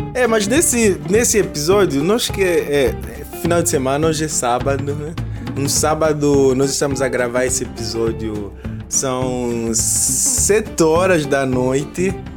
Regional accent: Angola; now in Brazil; angolanos que somos, residindo no Brasil

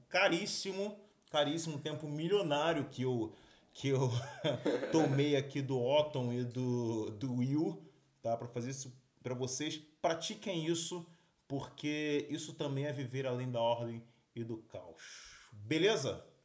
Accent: Brazil; também sou brasileiro

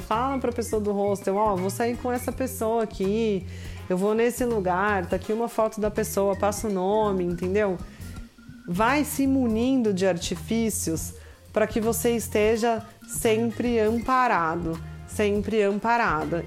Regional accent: Brazil; como brasileira, nós como brasileiras

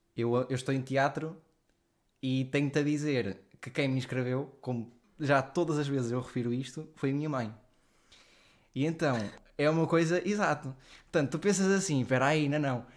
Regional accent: Leiria, Leiria District, Portugal; moved away as an adult; also born or lived in Lisbon / Guimarães; eu sou de Liria

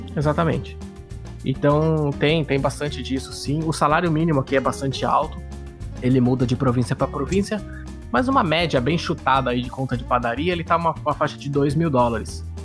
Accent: Brazil; moved away as an adult; also born or lived in Australia; now in Canada

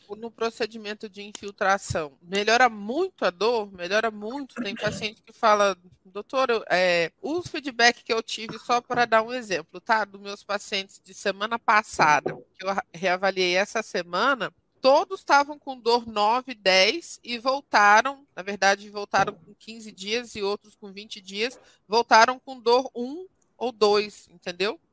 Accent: interior of Rio de Janeiro state, Brazil; moved away as an adult; also born or lived in Vassouras, Brazil / Jundiaí, Brazil; now in Goiânia, Brazil; eu sou do interior do Rio, eu formei em Vassouras, né, interior do Rio

